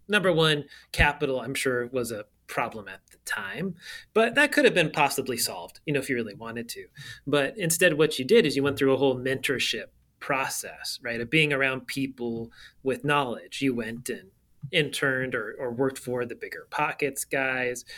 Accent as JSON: {"language": "English", "region": "California", "country": "United States", "tie": "born or raised there", "said": "I grew up in Cali."}